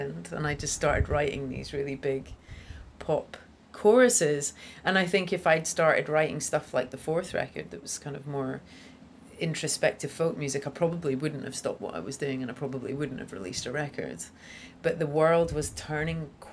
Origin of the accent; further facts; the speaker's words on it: Scotland, United Kingdom; my little Scottish town